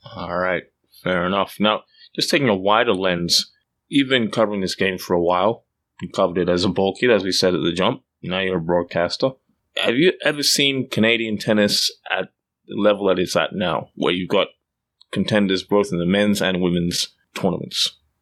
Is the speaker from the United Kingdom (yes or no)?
no; Australia; moved away; I grew up in Australia. I spent a significant part of my life there.